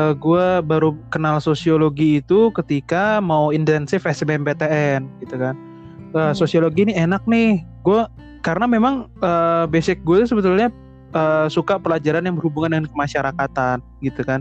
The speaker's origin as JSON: {"language": "Indonesian", "town": "Yogyakarta", "region": "Special Region of Yogyakarta", "country": "Indonesia", "said": "karena gue juga dari Jogja gitu kan ngelihat kampus biru tuh"}